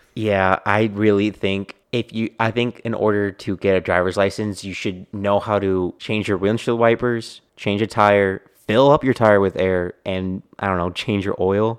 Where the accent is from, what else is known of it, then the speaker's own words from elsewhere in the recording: Texas, United States; I am a Texan